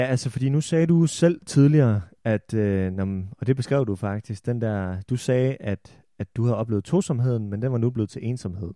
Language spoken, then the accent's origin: Danish; Holstebro, Central Denmark Region, Denmark; jeg kommer fra Holstebro. Jeg har af urensagelige årsager gået på handelsgymnasiet i Holstebro